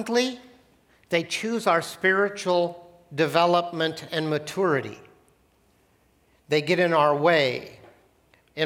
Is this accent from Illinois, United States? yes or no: no; Portland, Oregon, United States; also born or lived in Gresham, Oregon; When I was in third grade, I grew up in Portland. My parents decided that the city of Portland, urban Portland, was too dangerous to grow up in, so we moved out to the country